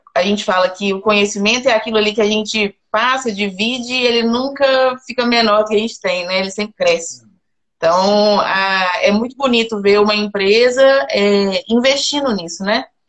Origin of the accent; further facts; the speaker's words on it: Belo Horizonte, Minas Gerais, Brazil; moved away as an adult; now in Goiás, Brazil; Sou de BH